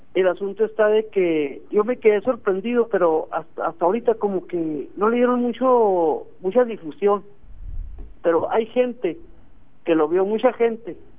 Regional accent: La Carmen, near Delicias, Chihuahua, Mexico; yo me crié en la Carmen

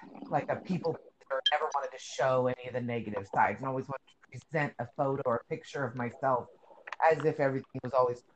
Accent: North Idaho, United States; now in Arizona, United States; I grew up in North Idaho, so, you know, I'm not a city girl.

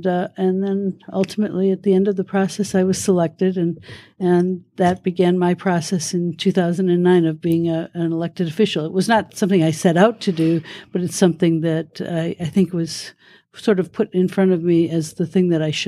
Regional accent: Detroit, Michigan, United States; But I grew up in Detroit and then moved to Nevada, and I became a park ranger here, actually.

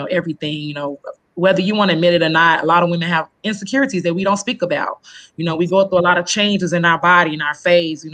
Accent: Chicago, Illinois, United States; now in Rockford, United States; I was born and raised in Chicago. I've moved out of Chicago about 8 years ago

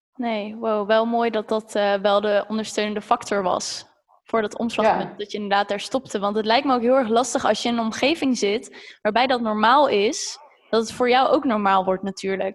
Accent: Zeist, Utrecht, Netherlands; ik kom zelf uit Zeist

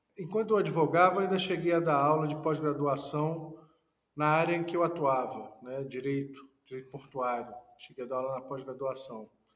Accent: Niterói, Rio de Janeiro, Brazil; nasci no Rio de Janeiro, mas fui criado em Niterói

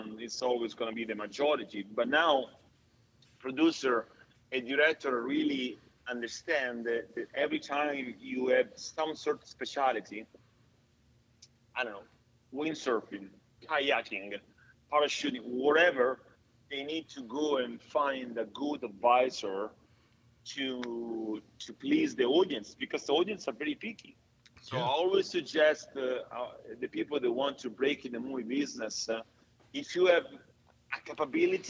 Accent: Italy; accent: Italian; now in Atlanta, United States; my Italian accent

